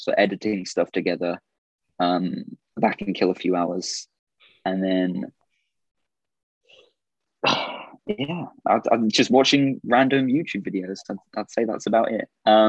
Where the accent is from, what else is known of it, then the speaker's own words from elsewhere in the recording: Orlando, Florida, United States; born there; It's because originally I was born in Orlando.